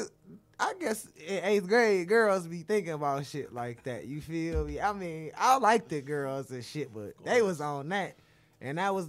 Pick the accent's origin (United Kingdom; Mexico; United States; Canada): United States; Detroit, Michigan; I'm from Detroit, Michigan, you feel me? I'm from the southwest of Detroit.